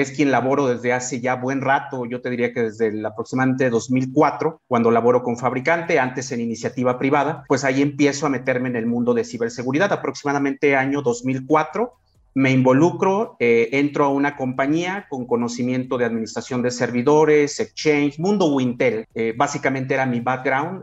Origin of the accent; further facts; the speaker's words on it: San Luis Potosí, Mexico; soy nativo, soy oriundo de San Luis Potosí, de la capital